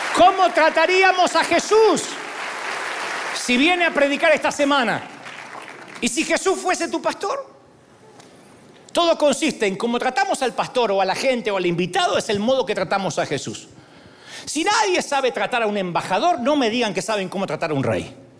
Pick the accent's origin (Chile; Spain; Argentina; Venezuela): Argentina; Me va a salir el argentino de adentro.